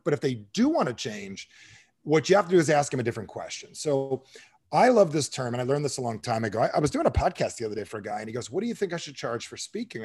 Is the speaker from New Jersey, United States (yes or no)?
yes; New Jersey, United States; I'm from Jersey.